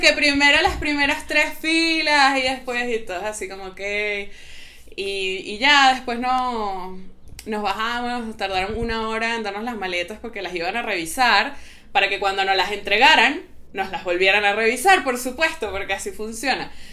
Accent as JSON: {"language": "Spanish", "country": "Venezuela", "tie": "born or raised there", "also_born_or_lived": "Mexico", "moved": "as an adult", "said": "soy venezolana, pero no tengo ni sangre venezolana ni papeles venezolanos"}